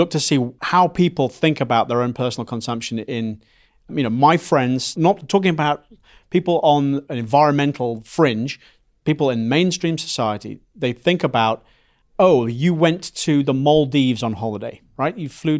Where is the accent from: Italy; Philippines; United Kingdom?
United Kingdom; England; accent: mid-Atlantic; now in United States; so I come from England.